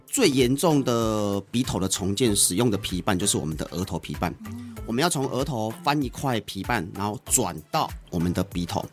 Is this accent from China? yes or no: no; Taiwan; 我们台湾人、东方人产生，因为东方人的软组织通常是相对厚的